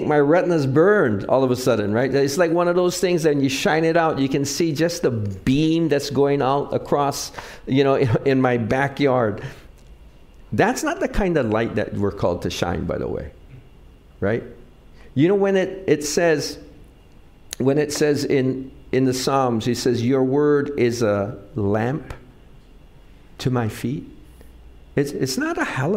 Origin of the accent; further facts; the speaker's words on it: Wahiawa, Hawaii, United States; I grew up in Wahiwa, so we used to catch tilapia